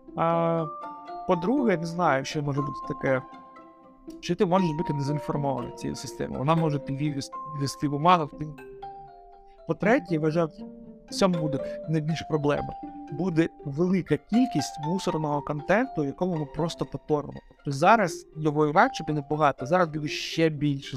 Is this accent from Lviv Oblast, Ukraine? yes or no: no; Donetsk Oblast, Ukraine; сам я з Донецької області, у мене там дуже багато родичів у Донецькій області